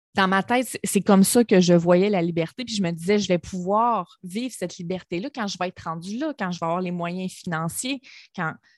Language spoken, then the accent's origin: French; Gaspésie, Quebec, Canada; moved away; la Gaspésie, c'est ma région natale. Je viens de la Gaspésie, je suis une fière gaspésienne